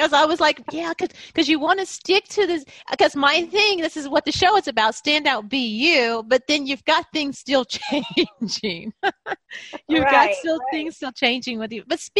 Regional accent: United States; I'm from the United States and these things are done differently over here.

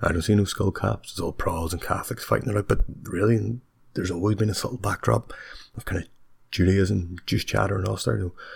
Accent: Bangor, Northern Ireland, United Kingdom; my hometown of Bangor

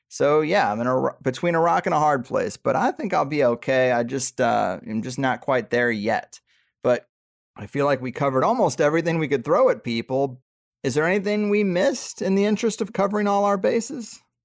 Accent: Missouri, United States; now in San Diego, United States; where I grew up in Missouri

